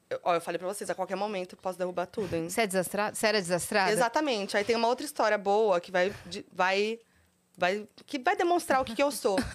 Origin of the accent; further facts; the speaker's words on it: São Paulo, Brazil; born there; Olha, nasci em São Paulo mesmo.